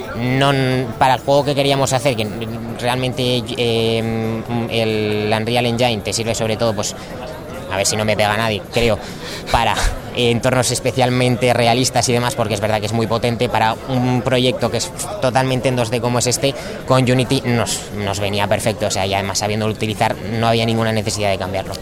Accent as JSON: {"language": "Spanish", "town": "Zaragoza", "region": "Aragon", "country": "Spain", "said": "Nosotros somos de Zaragoza"}